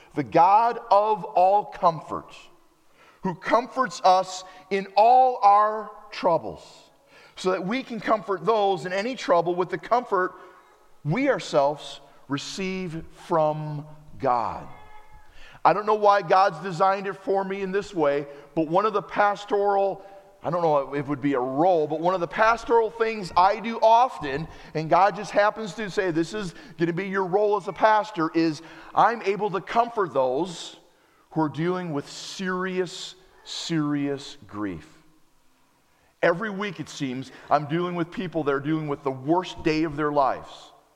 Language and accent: English; United States; also born or lived in Wisconsin; As an American